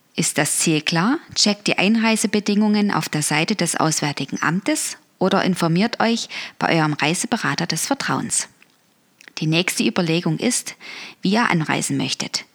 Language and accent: German; Dresden, Saxony, Germany; Dresden. Meine Heimatstadt ist ja eher historisch